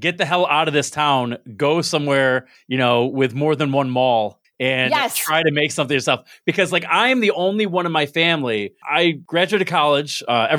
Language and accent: English; Endicott, New York, United States; I'm from Endicott.